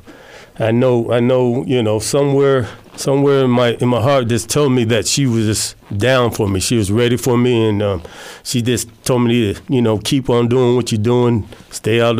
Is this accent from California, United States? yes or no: no; Des Moines, Iowa, United States; I'm from Des Moines, born and raised.